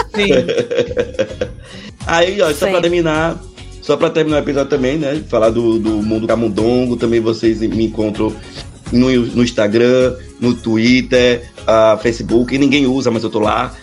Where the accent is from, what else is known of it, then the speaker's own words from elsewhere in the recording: Aracaju, Sergipe, Brazil; Eu sou de Aracaju